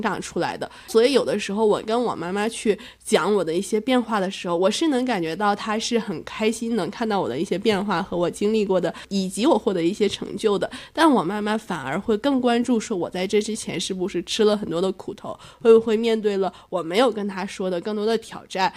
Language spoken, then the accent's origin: Chinese; Northeast China, China; accent: Northeastern (Dongbei) dialect; moved away as an adult; now in Chengdu, China; 还是希望我回到东北那面